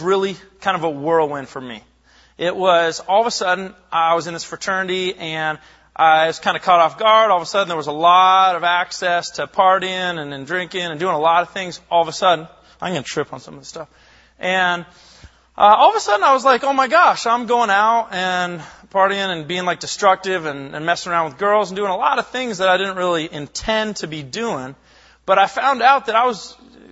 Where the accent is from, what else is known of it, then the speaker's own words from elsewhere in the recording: Bellingham, Washington, United States; I'm from Bellingham, Washington, grew up about an hour north of here. I went to Sehome High School